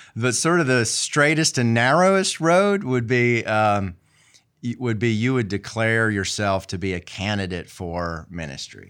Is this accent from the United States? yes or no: yes; Marion, United States; moved away as an adult; also born or lived in Virginia / Atlanta; I grew up there in Marion and then, uh, went off to college at a, at a small Methodist school